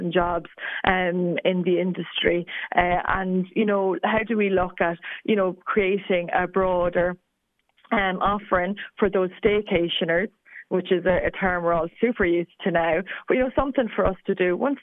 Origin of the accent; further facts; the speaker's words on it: Ireland; us as Irish people